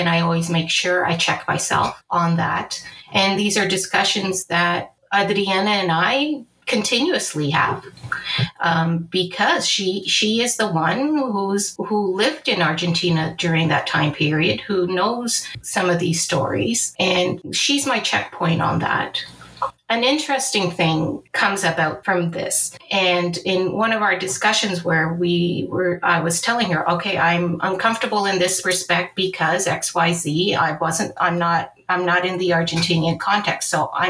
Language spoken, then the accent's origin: English; Angola; born there; moved away; And my personal history is that I was born in Angola, which was a previous Portuguese colony. My family and I were refugees from the War of Independence and the civil war that occurred after independence.